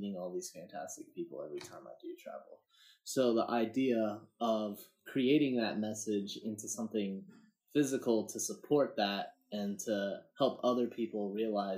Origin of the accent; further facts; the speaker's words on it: Harrisburg area, Central Pennsylvania, United States; I'm here from Central Pennsylvania. Harrisburg area, a little more backwoods than